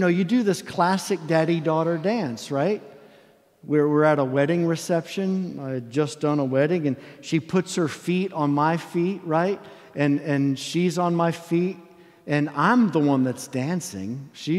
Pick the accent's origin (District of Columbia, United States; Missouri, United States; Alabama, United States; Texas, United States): Alabama, United States; I'm from Alabama